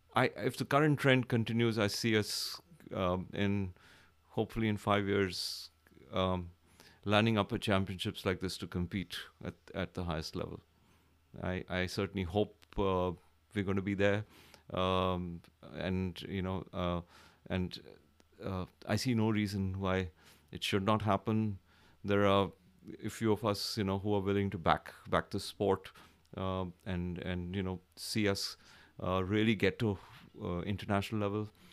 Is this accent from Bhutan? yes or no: no; India; from India.